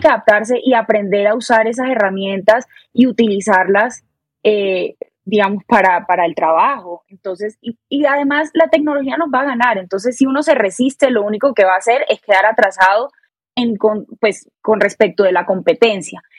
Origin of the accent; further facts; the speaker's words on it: Barranquilla, Atlántico, Colombia; moved away as an adult; now in Bogotá, Colombia; Soy barranquillera, orgullosamente barranquillera